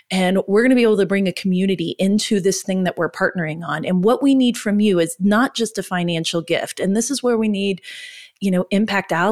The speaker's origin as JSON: {"language": "English", "region": "Oklahoma", "country": "United States", "said": "We're from Oklahoma."}